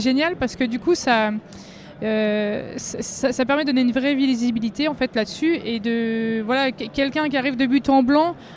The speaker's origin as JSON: {"language": "French", "area": "Vosges", "region": "Grand Est", "country": "France", "said": "je viens des Vosges."}